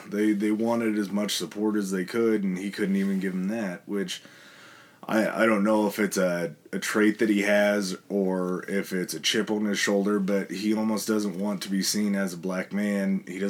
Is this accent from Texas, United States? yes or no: no; California, United States; growing up in California, there's not a lot of bad days mm-hmm. that happen in California weather-wise.